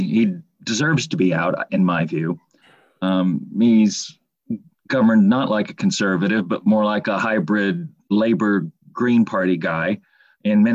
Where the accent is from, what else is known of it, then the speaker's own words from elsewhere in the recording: United States; now in England; I'm American, living in England